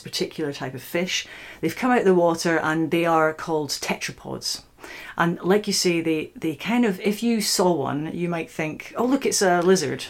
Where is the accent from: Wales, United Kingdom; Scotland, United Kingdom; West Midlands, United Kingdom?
Scotland, United Kingdom; Scottish Highlands; now in Oxford, United Kingdom; I'm originally from the Scottish Highlands